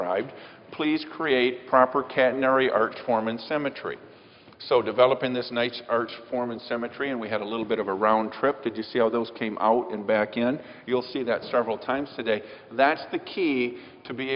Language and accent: English; Michigan, United States; I'm from Michigan